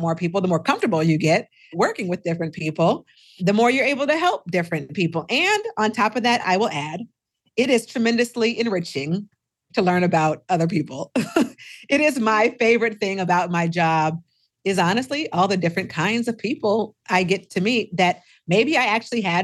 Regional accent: Seattle, Washington, United States; also born or lived in Minnesota; now in Texas, United States; I'm originally from Seattle and I lived in Minnesota for 25 years and now I live in Texas

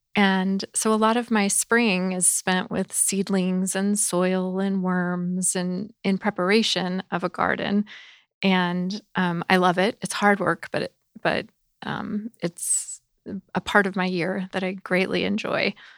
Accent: the South, United States; I grew up in the South

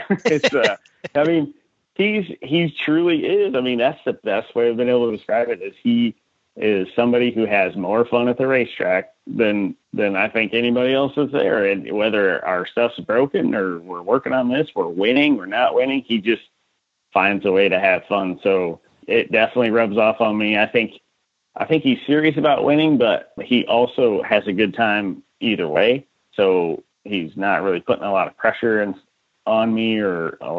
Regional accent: Iowa, United States; moved away as an adult; I was born and raised in Iowa, went to college there, so I was there forever

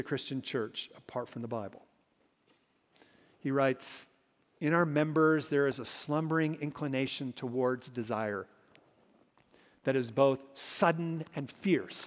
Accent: Minnesota, United States; Growing up in Minnesota, a land of 10,000 lakes and zillions of mosquitoes

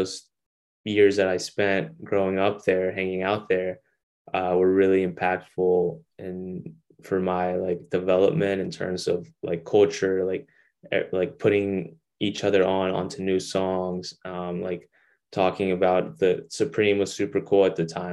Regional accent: Longview, Texas, United States; moved away; my hometown where I grew up in Longview, Texas

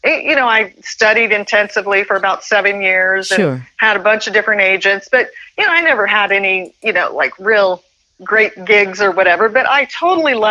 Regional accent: Indiana, United States; moved away as an adult; also born or lived in Hermosa Beach, California / Redondo Beach, California; now in California, United States; when I first moved to California, I'm from Indiana.

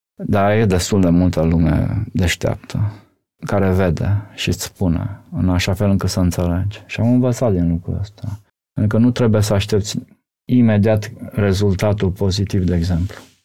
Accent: Romania; eu sunt din România

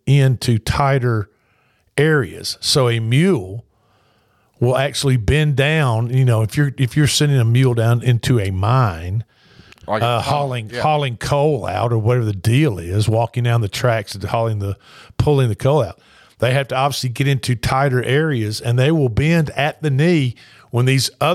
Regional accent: Columbia, Tennessee, United States; where are you from? And I said, Columbia, Tennessee

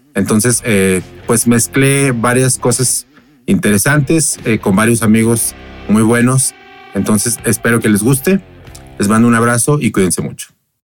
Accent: Guadalajara, Jalisco, Mexico; yo soy un músico de Guadalajara.

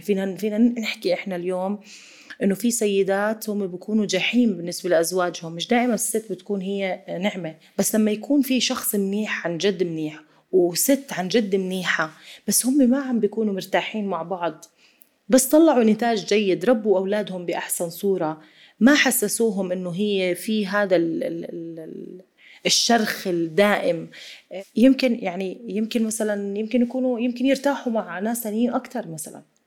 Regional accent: Jordan; ما عمري زرت في في مناطق سياحيه عندنا بالاردن

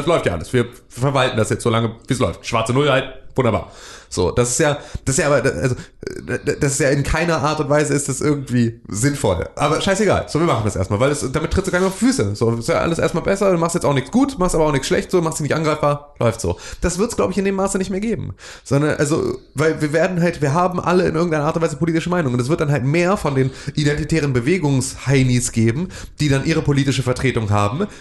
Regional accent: Northern Germany, Germany; wir sind irgendwie Nordlichter

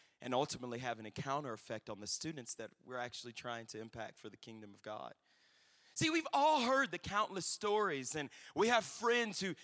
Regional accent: Louisiana, United States; I recently graduated my undergrad, my home state of Louisiana

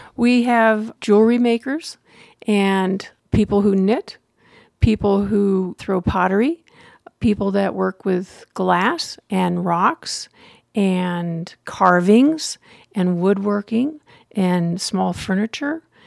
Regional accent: Pennsylvania, United States; moved away as an adult; also born or lived in Denver, Colorado / Gillette, Wyoming / Meeker, Colorado; now in Wet Mountain Valley, Colorado, United States; I grew up in Pennsylvania

